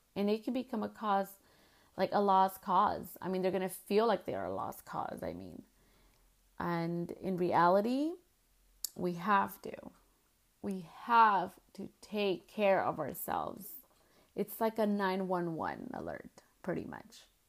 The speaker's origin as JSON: {"language": "English", "country": "United States", "said": "as Chicanas, we have gone through a lot of stuff"}